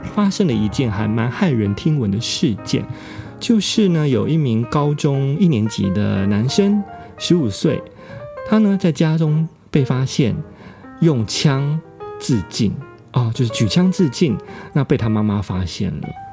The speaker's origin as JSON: {"language": "Chinese", "country": "Taiwan", "moved": "yes", "lives_now": "Japan", "said": "我们台湾人，呃，注在日本的台湾人"}